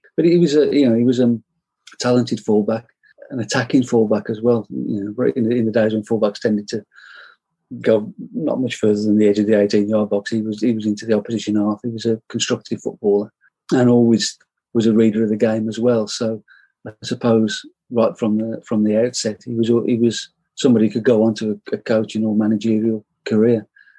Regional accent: West Bromwich, West Midlands, United Kingdom; I'm from West Bromwich.

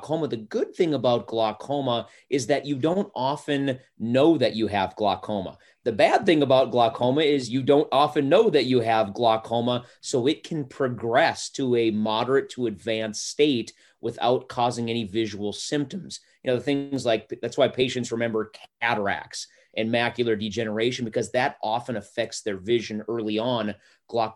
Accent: North Dakota, United States; moved away as an adult; also born or lived in Forest Grove, Oregon; now in Tahlequah, United States; I was born and raised in North Dakota.

